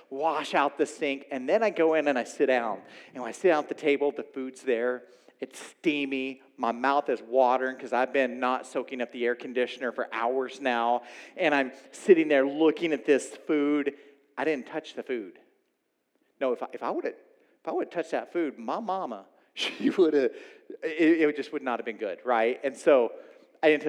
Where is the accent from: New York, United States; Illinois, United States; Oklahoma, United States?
Oklahoma, United States; moved away; I grew up in Oklahoma.